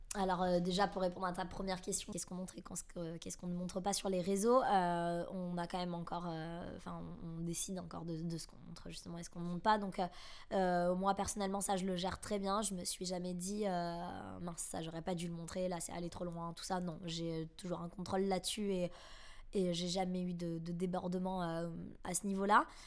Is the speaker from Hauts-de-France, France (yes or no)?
no; Bordeaux, Nouvelle-Aquitaine, France; moved away as an adult; now in Paris, France; je suis originaire de Bordeaux J'habite maintenant à Paris depuis, euh, depuis 3 ans et demi